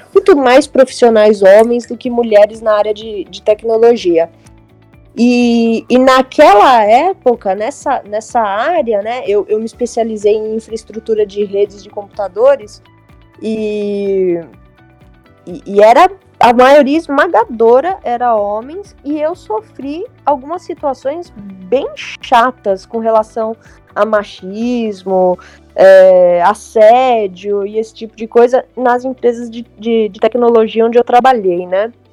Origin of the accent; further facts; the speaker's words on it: São Paulo, Brazil; eu nasci em 1980, na Zona Leste, eu sou de Itaquera.